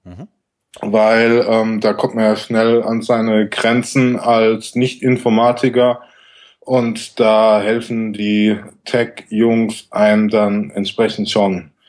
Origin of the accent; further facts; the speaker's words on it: Southern Germany, Germany; moved away; aus meiner Heimat in Süddeutschland